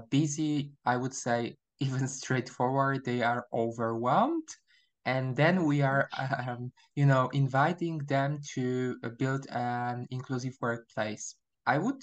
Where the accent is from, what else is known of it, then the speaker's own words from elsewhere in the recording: Poland; English is a second language; also born or lived in Warsaw, Poland; I'm from Poland, or I prefer to say I was born in Poland, but my nationality is Polish.